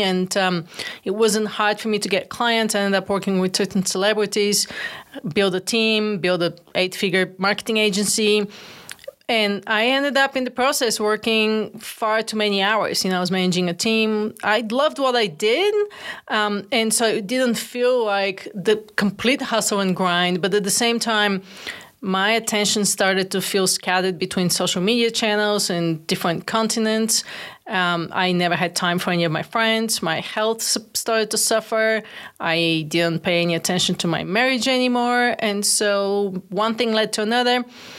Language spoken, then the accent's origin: English; Bulgaria; now in United States; I'm originally from Bulgaria, actually. First generation immigrant to the United States. Came all alone with two bags of clothes and big dreams and big ambitions.